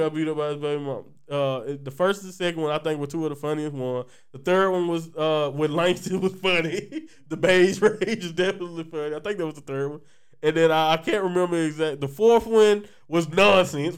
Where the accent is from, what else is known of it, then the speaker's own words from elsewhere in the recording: Louisiana, United States; I'm from Louisiana